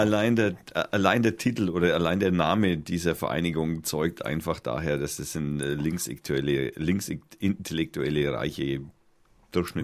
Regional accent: Germany; ich bin ja Deutscher

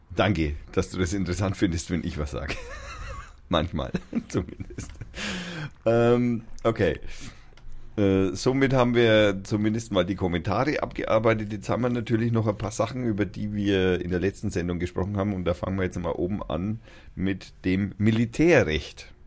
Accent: Schnaittach area, Bavaria, Germany; moved away; das ist so eher die Gegend, wo ich herkomme, ursprünglich oder fast ursprünglich, wo ich also einen großen Teil meiner Jugend verbracht habe, in dem Eck da hinten

